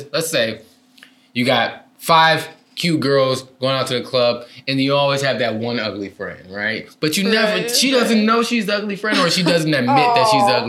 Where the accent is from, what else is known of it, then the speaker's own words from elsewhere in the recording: Detroit, Michigan, United States; moved away as an adult; also born or lived in Saginaw, Michigan; now in California, United States; But then I grew up in the like Detroit area for most of my life. Went to college, went to all the schools from elementary, middle school through college, in the Detroit area. And then I moved to California.